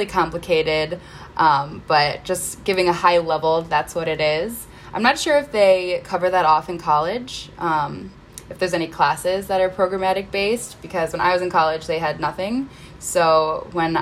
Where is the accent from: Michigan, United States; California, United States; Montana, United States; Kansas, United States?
Michigan, United States; Northville; moved away as an adult; now in Chicago, United States; I grew up in Northville, Michigan